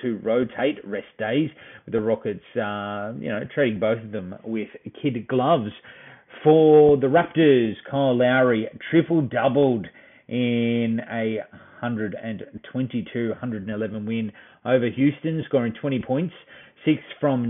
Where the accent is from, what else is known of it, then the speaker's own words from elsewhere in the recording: Australia; we're Aussie